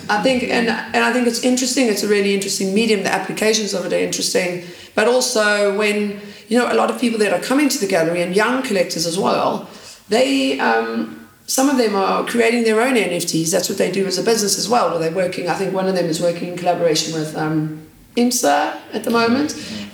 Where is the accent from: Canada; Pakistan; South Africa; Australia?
South Africa; Johannesburg, Gauteng; now in London, United Kingdom; I'm from Johannesburg